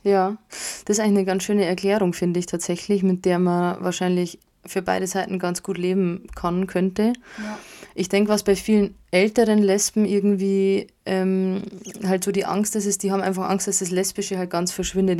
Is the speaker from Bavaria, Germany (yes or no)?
yes; Bavaria, Germany; bei uns in Bayern, Süddeutschland